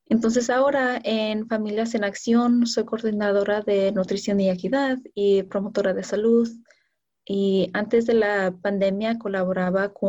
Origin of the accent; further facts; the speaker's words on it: California, United States; yo crecí en el Valle de San Fernando, en California.